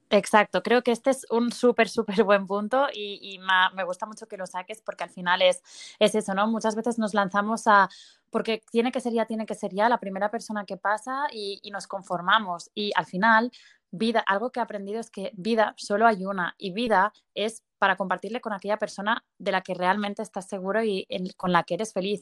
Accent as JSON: {"language": "Spanish", "town": "Barcelona", "region": "Catalonia", "country": "Spain", "said": "soy de Barcelona y tengo 30 años"}